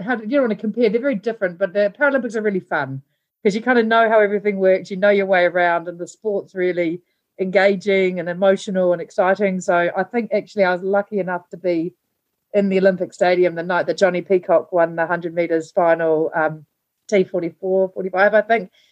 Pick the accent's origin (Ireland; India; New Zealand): New Zealand; also born or lived in Blenheim, New Zealand; I was born in Blenheim, which is the top end of the South Island here in New Zealand, and moved around a lot as a kid, around different kind of rural parts of New Zealand